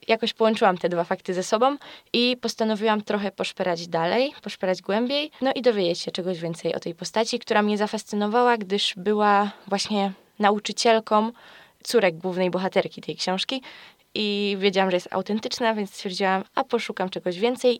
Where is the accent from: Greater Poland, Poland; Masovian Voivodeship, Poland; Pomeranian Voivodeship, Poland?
Greater Poland, Poland; Jestem z Wielkopolski